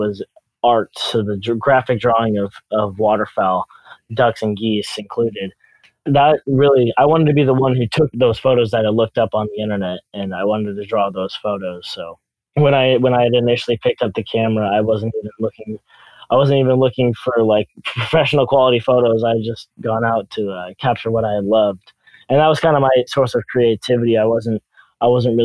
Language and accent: English; California, United States; I'm a photographer from California